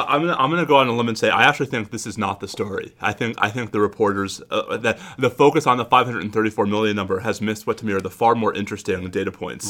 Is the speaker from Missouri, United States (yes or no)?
no; New York, United States; I grew up in New York